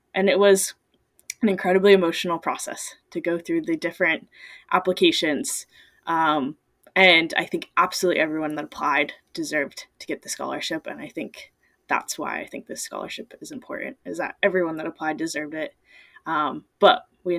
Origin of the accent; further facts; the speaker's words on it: Everett, Washington, United States; I grew up in the Salish Sea area, so about Everett, Washington